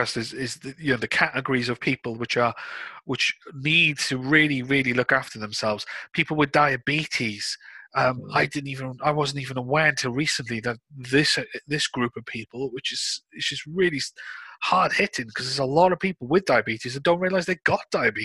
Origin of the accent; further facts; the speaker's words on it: United Kingdom; we're British.